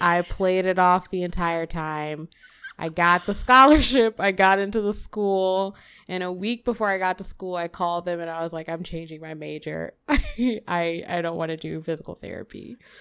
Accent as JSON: {"language": "English", "town": "Memphis", "region": "Tennessee", "country": "United States", "tie": "born or raised there", "moved": "yes", "lives_now": "St. Louis, United States", "said": "I am born and raised Memphis, Tennessee, nine oh one forever."}